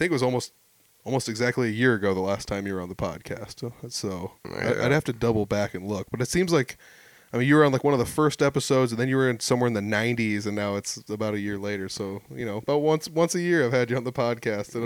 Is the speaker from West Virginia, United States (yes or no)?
no; about 20 miles north of Fort Dodge, Iowa, United States; I'm not even from Fort. I mean, I'm up from like 20 miles north